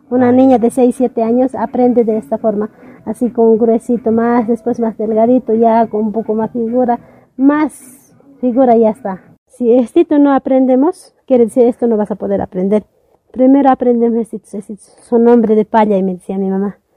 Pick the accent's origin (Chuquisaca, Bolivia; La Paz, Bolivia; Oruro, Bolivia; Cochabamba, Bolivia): Chuquisaca, Bolivia; Tarabuco; Bienvenido a Yampara, yo soy la tejedora de cultura Yampara. De Tarabuco vengo